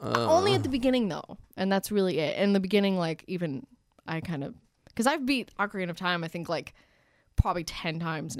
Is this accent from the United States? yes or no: yes; Marlton, New Jersey, United States; moved away; I'm from South Jersey, like, I was in Marlton, which is like Cherry Hill